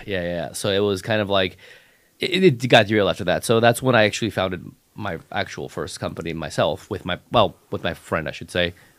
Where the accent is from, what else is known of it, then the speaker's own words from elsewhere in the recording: Los Angeles, California, United States; also born or lived in San Diego; I grew up in Hollywood